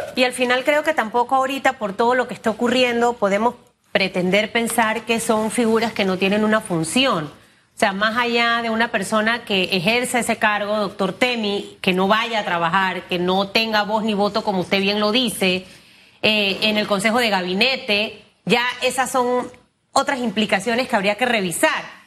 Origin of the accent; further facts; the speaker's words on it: Panama; como panameña